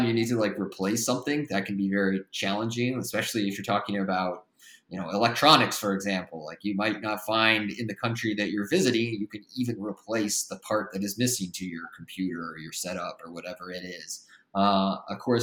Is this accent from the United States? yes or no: yes; Midwest, United States; moved away as an adult; also born or lived in Australia / China; I grew up in the Midwest